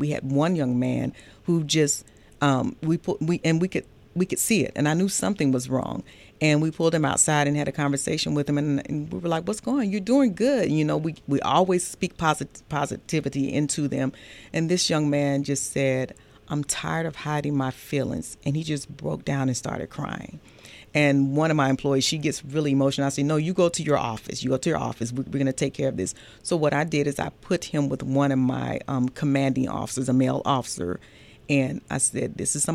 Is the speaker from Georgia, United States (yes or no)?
yes; Atlanta, Georgia, United States; I grew up here. I'm actually a Grady baby, originally from Atlanta, Georgia. Grew up in the Kirkwood area